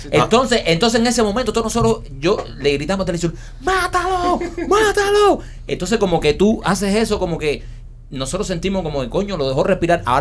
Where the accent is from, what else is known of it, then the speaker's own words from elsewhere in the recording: Cuba; como cubano